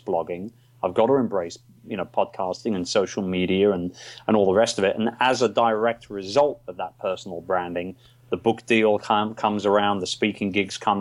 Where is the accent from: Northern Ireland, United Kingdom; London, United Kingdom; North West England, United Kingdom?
London, United Kingdom; moved away as an adult; now in Cebu, Philippines; I was born and raised in Wimbledon, which is where I am right now